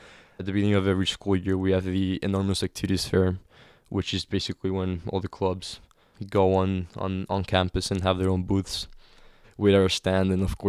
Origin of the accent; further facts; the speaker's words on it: Cancun, Quintana Roo, Mexico; Yeah, in Cancun. The crown jewel of Mexican tourism. But still was affected by the violence created directly by the war on drugs.